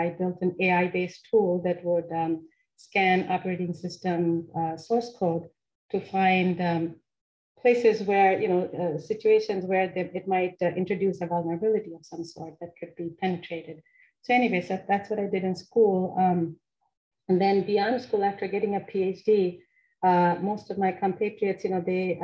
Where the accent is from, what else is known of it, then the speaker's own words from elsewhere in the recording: Kolkata, West Bengal, India; moved away as an adult; also born or lived in Maryland, United States; now in United States; I grew up there in the city of Kolkata, which is one of the bigger cities in India